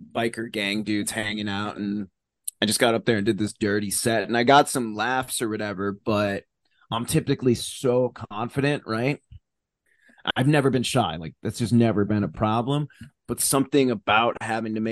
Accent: Cape Cod, Massachusetts, United States; I grew up on Cape Cod.

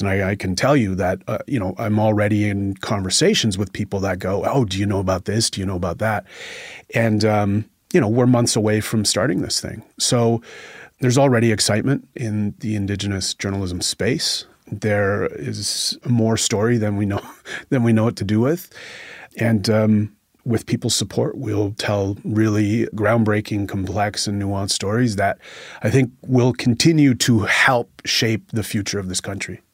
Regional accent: Northwestern Ontario, Canada; I'm from Northwestern Ontario

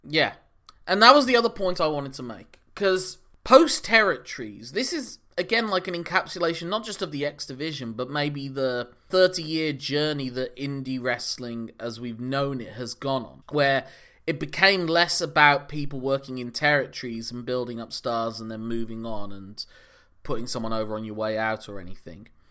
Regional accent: United Kingdom; also born or lived in Ireland; I'm British by way of Ireland.

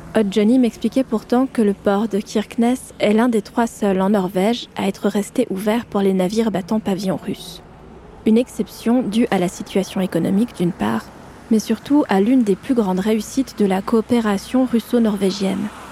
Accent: France; accent: French; Mon accent français

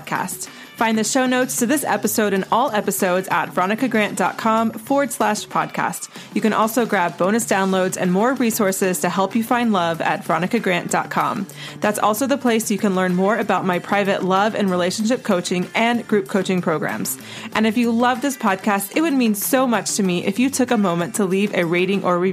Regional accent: Asheville, North Carolina, United States; moved away; also born or lived in Charleston, South Carolina; I grew up in Asheville, North Carolina

